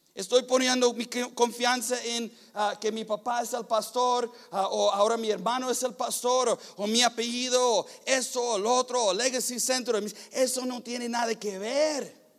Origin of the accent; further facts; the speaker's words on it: United States; Spanish is a second language; moved away; soy gringo